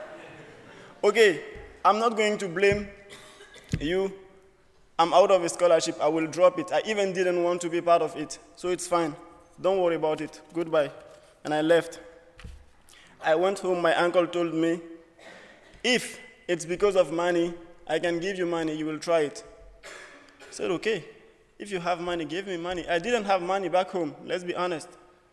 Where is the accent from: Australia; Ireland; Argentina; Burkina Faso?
Burkina Faso; moved away as an adult; now in United States; I'm from Burkina Faso, West Africa.